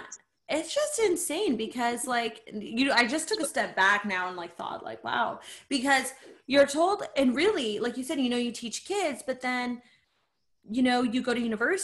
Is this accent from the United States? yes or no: no; Canada; we're both Canadian